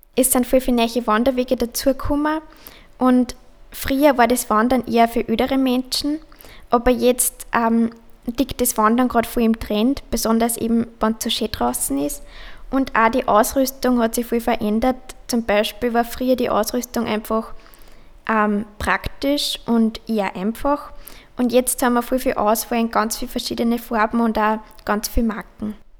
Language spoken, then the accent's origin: German; Pettenbach, Upper Austria, Austria; bei uns in Bettenbach